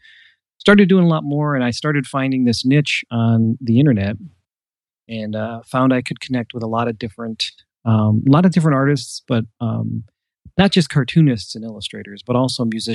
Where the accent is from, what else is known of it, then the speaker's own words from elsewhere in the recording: Cleveland, Ohio, United States; I am an artist from Cleveland, Ohio